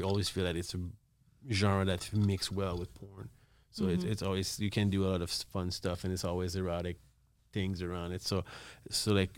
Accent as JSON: {"language": "English", "town": "Montreal", "region": "Quebec", "country": "Canada", "said": "I'm from Montreal"}